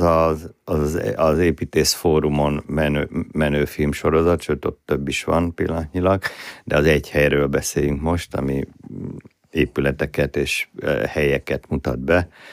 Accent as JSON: {"language": "Hungarian", "region": "Budapest", "country": "Hungary", "tie": "born or raised there", "said": "Budai gyerek vagyok, elég furcsa konstrukció vagyok, budai proli gyerek"}